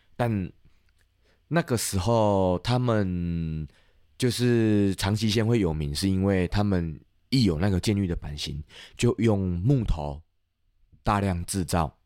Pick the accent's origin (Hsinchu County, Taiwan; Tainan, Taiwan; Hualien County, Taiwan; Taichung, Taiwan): Tainan, Taiwan; 我是台南人